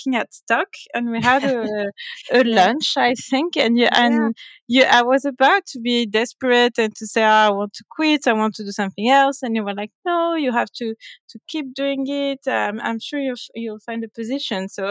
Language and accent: English; France; I was born and raised in France by French parents